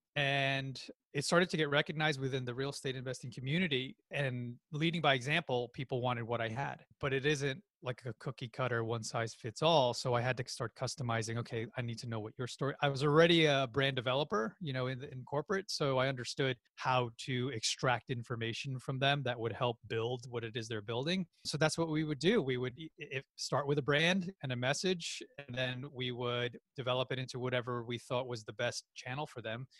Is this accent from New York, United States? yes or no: yes; New York, United States; my family's from the Philippines, I was born and raised in New York